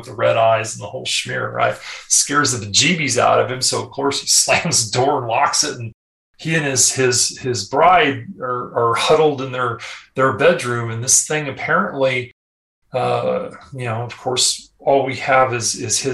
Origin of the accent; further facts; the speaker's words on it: Texas, United States; moved away; this old boy, you can tell I'm from Texas originally